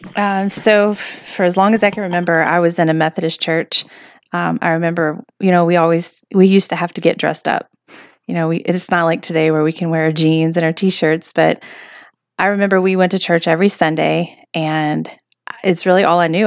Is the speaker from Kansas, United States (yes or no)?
no; Virginia, United States; moved away as an adult; now in Washington State, United States; born and raised Virginia, country girl.